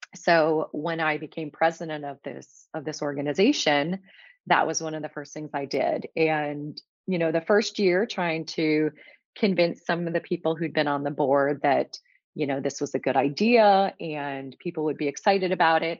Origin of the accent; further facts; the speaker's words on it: outside of Detroit, Michigan, United States; moved away as an adult; now in Florida, United States; I grew up in the Midwest. I grew up outside of Detroit